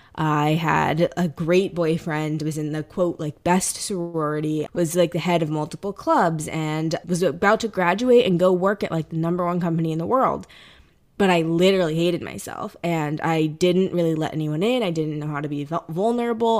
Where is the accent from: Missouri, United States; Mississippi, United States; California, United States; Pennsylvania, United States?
Missouri, United States; St. Louis; now in New York, United States; I'm originally from St. Louis, Missouri, so Midwestern girl here